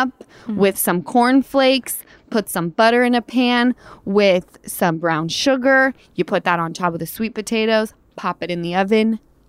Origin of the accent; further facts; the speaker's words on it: Utah, United States; Because I'm from Utah and we all lived on the same little hill called Mount Olympus.